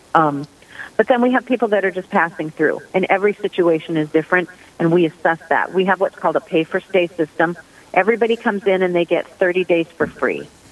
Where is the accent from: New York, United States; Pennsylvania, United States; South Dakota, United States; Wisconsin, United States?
South Dakota, United States; Sioux Falls; I am originally from Sioux Falls, South Dakota.